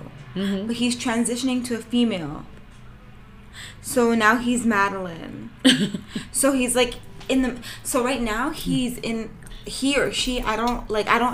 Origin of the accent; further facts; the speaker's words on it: Toronto, Ontario, Canada; we're from Toronto. Like, well, the GTA